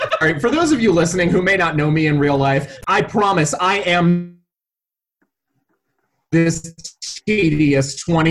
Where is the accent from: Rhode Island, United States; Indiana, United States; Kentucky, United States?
Rhode Island, United States; I'm from Rhode Island, everybody